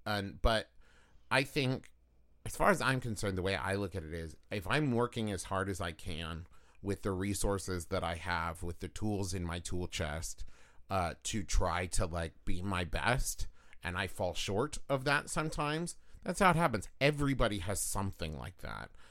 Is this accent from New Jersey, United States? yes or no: no; West Virginia, United States; I'm from West Virginia